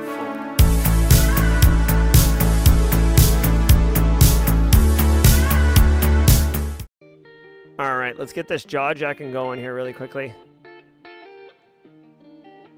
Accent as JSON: {"language": "English", "country": "United States", "said": "I'm an American"}